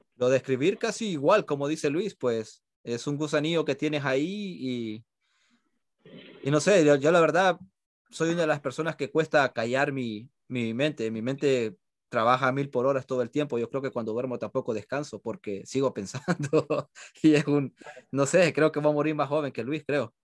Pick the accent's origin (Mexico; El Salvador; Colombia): El Salvador; now in United States; Todos somos, sí, somos de allá